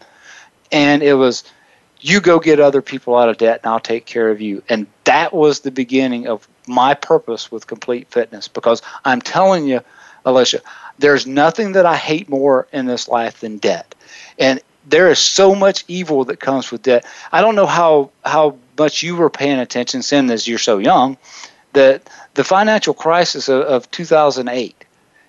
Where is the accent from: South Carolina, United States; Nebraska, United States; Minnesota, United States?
South Carolina, United States; now in Wichita, United States; in a small town in South Carolina, my hometown